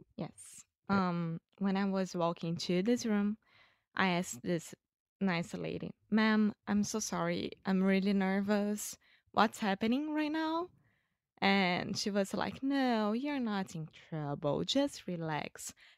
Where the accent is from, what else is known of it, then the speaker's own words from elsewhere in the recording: Rio de Janeiro, Brazil; English is a second language; I'm Brazilian from Rio de Janeiro